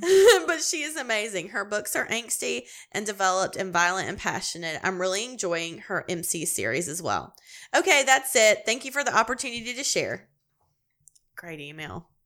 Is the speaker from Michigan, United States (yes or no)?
no; East Tennessee, United States; moved away as an adult; also born or lived in Louisiana; I'm a Southern girl. I was born and raised in East Tennessee